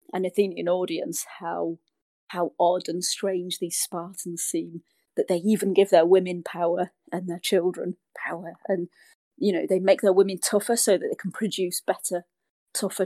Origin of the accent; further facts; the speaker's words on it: United Kingdom; I'm British